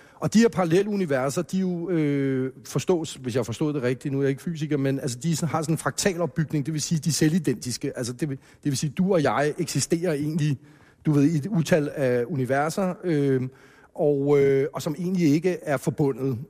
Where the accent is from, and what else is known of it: Hellerup, Capital Region of Denmark, Denmark; born or raised there